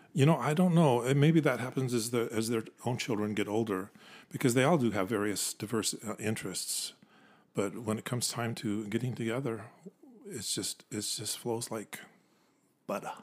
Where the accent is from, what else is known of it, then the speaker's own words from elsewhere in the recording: Orem, Utah, United States; moved away as an adult; also born or lived in Provo, Utah / Tacoma, Washington / Japan; I was born in Provo, pretty much raised in Orem. Went to Orem High School